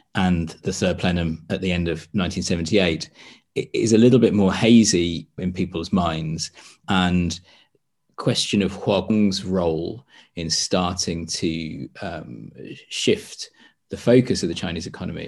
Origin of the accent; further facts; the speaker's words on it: United Kingdom; as a British person who lived through the Tony Blair era